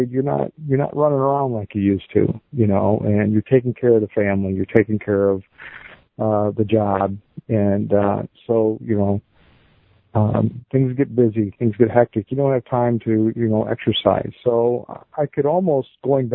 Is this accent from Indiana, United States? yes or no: no; Dixon, Illinois, United States; I'm from Dixon, Illinois